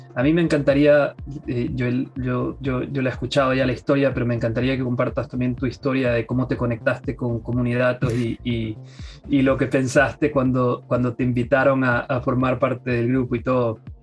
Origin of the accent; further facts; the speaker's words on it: Guayaquil, Guayas, Ecuador; now in United States; Soy de Guayaquil, Ecuador.